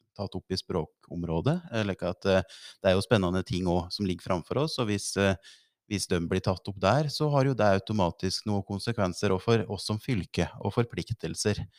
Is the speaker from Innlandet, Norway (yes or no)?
yes; the Skjåk area, Innlandet, Norway; i oppvekståret en bodd i Skjåk. Så det er jo i strøket der jeg er